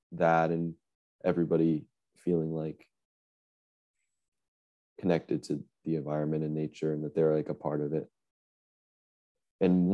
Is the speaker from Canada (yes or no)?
no; Boston, Massachusetts, United States; I'm from Boston, Massachusetts